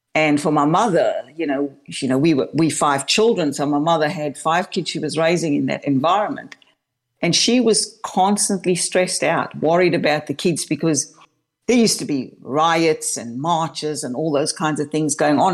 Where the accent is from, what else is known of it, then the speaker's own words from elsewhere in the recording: Cape Town, Western Cape, South Africa; now in Melbourne, Australia; I was born and raised in Cape Town, South Africa